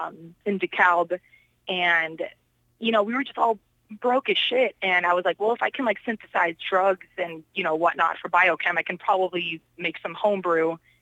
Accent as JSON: {"language": "English", "country": "Poland", "also_born_or_lived": "Chicago", "said": "Like I said, like, I am from Poland, so obviously Polacks, we love to drink, right? yeah, there's no, like, no surprise there. And I always tell people, I'm like, yeah, I'm so original. Born in Poland, moved to Chicago, because that's where we all flock to."}